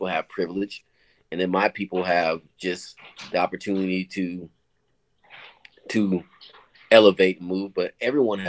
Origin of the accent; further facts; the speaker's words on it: Oakland, California, United States; moved away as an adult; also born or lived in North Carolina / Berkeley, California; now in Cleveland, United States; I grew up in Oakland when crack hit the scene